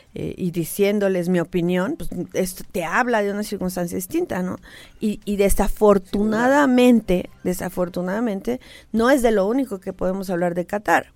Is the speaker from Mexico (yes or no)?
yes; Mexico